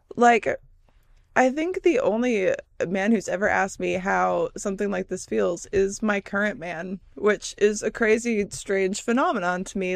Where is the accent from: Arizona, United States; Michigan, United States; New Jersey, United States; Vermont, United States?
Michigan, United States; moved away; also born or lived in California; growing up in Michigan